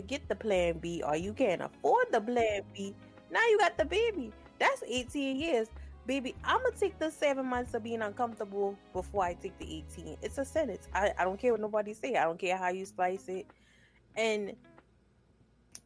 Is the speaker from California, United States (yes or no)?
no; South Carolina, United States; I'm from South Carolina.